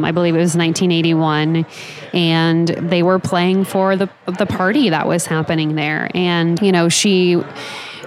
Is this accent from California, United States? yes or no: no; Topeka, Kansas, United States; I'm from Topeka. We'd go to like the same Mexican restaurant like at least three times a week growing up